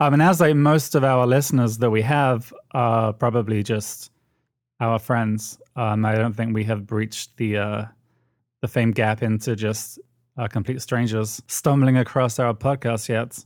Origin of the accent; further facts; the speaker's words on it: United Kingdom; accent: British; moved away as an adult; now in United States; the British accent